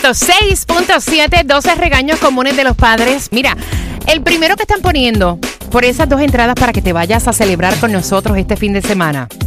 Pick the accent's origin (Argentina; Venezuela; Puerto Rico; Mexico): Puerto Rico; Yo sí soy boricua, para que tú lo sepas